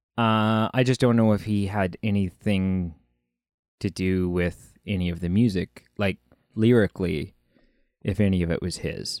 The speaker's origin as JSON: {"language": "English", "country": "Canada", "said": "we're Canadian"}